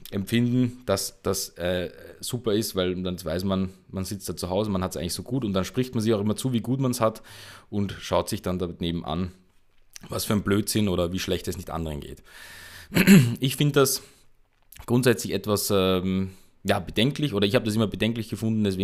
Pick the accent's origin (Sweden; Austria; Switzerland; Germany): Austria; bei uns in Österreich nennt sich das dann Teenager werden Mütter